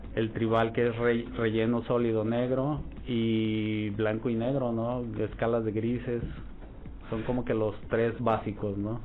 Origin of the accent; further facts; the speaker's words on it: Jalisco, Mexico; also born or lived in Mexico City; now in Torreón, Mexico; Soy de Jalisco